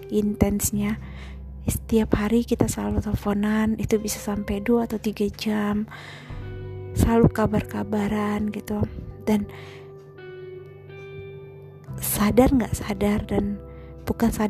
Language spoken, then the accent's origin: Indonesian; Medan, North Sumatra, Indonesia; accent: Medan; Aku asli Sumatera Utara. Orang bilang sih Medan. Uh, kalau sering dengar aku ngomong, mungkin juga lama-lama, lama kelamaan ya, logat Medannya pasti kelihatan lah.